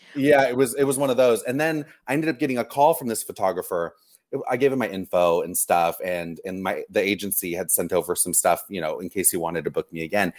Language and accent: English; Los Angeles, California, United States; also born or lived in Orange County; I grew up here in Los Angeles, okay. Orange County, LA. I was always, I, I was always here as a kid